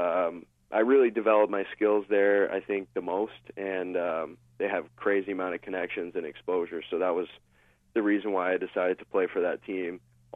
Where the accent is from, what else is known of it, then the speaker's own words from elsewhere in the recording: Windsor, Ontario, Canada; moved away as an adult; also born or lived in Mississippi; I'm from South Windsor